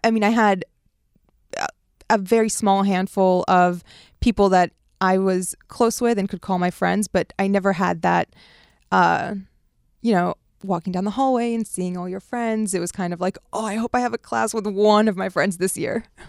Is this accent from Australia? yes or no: no; Washington, District of Columbia, United States; also born or lived in Beirut, Lebanon; moving to America the year nine eleven happens and growing up in D C